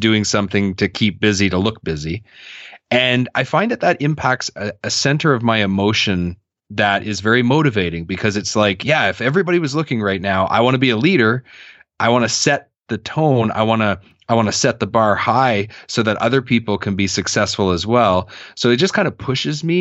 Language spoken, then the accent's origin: English; Canada; I'm Canadian